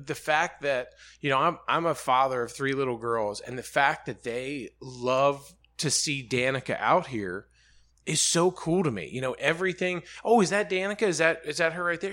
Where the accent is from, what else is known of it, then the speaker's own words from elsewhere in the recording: Birmingham, Alabama, United States; moved away as an adult; now in Charlotte, United States; I grew up in Birmingham